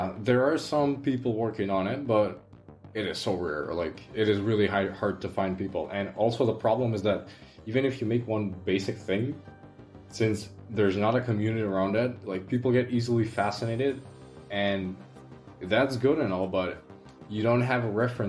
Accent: North Macedonia; from Macedonia

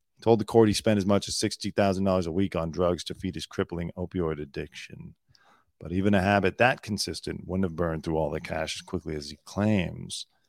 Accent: California, United States; also born or lived in Pacific Palisades, California; I'm not from the South. I'm from California. I lived in the South briefly

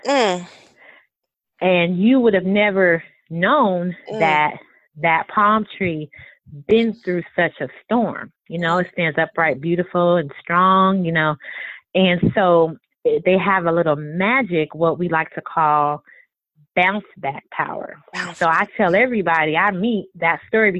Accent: California, United States; moved away; I was born in California originally

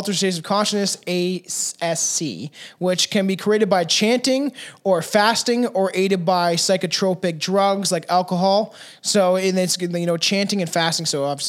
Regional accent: South Africa; Like, I'm South African, bro.

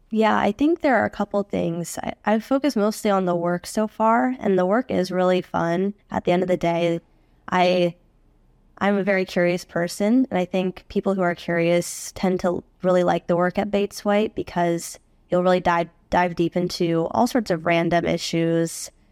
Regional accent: Phoenix, Arizona, United States; moved away as an adult; also born or lived in Washington, D.C.; I grew up in Phoenix, Arizona.

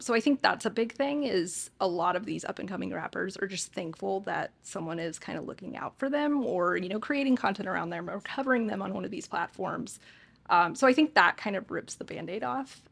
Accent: Hesperia, California, United States; also born or lived in St. Louis, Missouri / Santa Monica, California; I am from Hesperia, California. So, SoCal born and raised

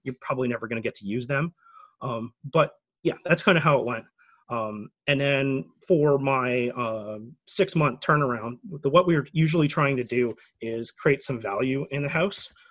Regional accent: Canada; as a Canadian

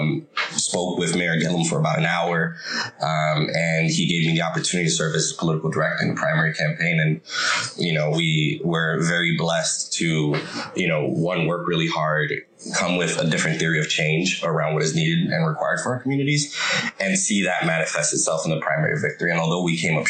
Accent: New York City, New York, United States; first language English; moved away as an adult; now in Miami, United States; I grew up in the Bronx, moved here to teach.

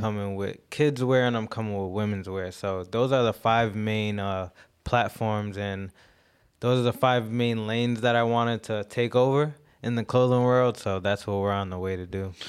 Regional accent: Jamaica; I'm Jamaican, so I believe a lot of my, uh, style comes from

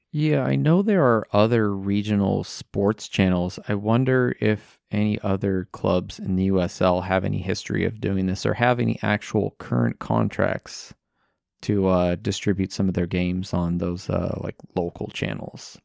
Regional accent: United States; I am American

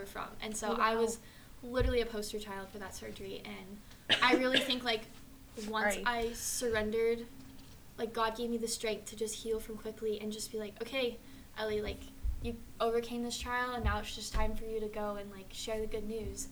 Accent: Austin, Texas, United States; also born or lived in Colorado Springs, Colorado; I'm from Austin originally, lived in Colorado Springs for a few years, and moved back here

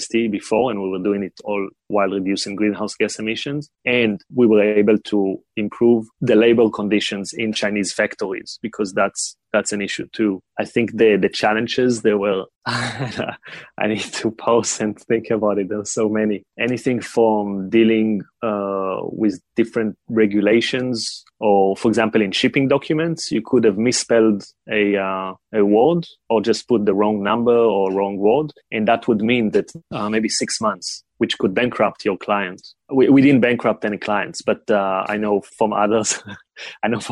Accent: Israel; born or raised there; moved away as an adult; also born or lived in China

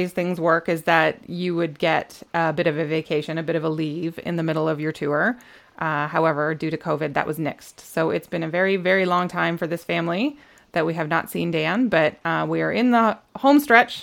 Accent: Canada; we are a Canadian family of four part-time RVers

